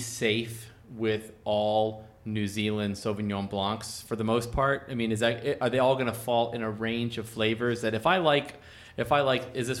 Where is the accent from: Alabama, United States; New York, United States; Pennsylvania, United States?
Pennsylvania, United States; now in Albuquerque, United States; coming from a state, you know, I was born in Pennsylvania, where you have to buy your wine from a state store.